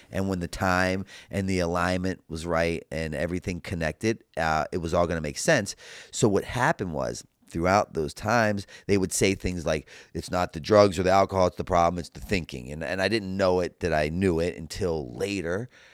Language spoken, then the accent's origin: English; Baltimore, Maryland, United States; I grew up in Baltimore, Maryland